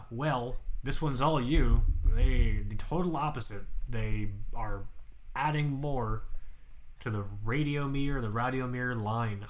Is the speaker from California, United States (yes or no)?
no; Florida, United States; I'm from Florida